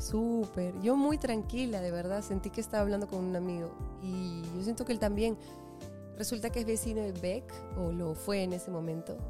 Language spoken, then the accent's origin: Spanish; Lima, Peru; crecí en Lima